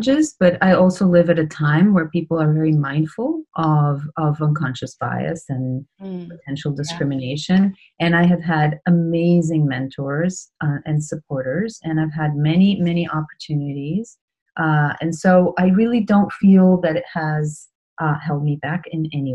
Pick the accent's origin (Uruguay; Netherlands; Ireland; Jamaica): Uruguay; moved away as an adult; also born or lived in Brazil; now in New York, United States; I was born in Uruguay, then we moved to Brazil. Because of political reasons, you know, there were a lot of disruptions at the time. And I went back to Uruguay when I was 10. And then I grew up there and did high school there